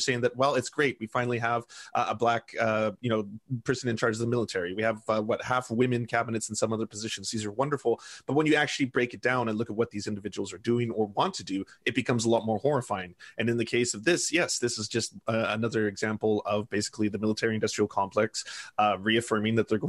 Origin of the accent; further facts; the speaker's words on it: Canada; I'm a Canadian